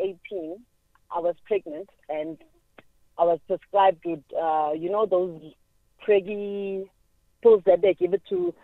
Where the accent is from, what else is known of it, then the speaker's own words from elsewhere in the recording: Cape Town, Western Cape, South Africa; now in Pretoria, South Africa; Remember, I'm from Cape Town now, and now I'm 5 months here